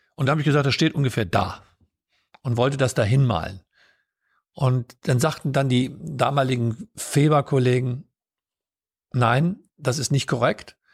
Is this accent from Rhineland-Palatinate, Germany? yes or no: no; Solingen, North Rhine-Westphalia, Germany; ich bin in Solingen aufgewachsen